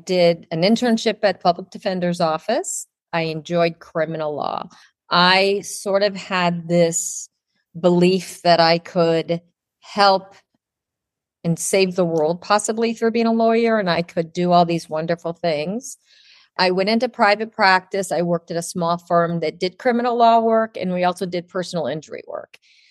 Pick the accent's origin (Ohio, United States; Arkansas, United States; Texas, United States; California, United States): Ohio, United States; now in Miami, United States; I grew up in Ohio, and we had horses